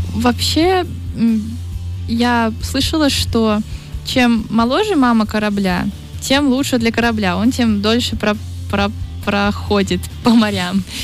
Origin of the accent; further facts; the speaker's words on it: Saint Petersburg, Russia; я из Петербурга, и Петербург там морской город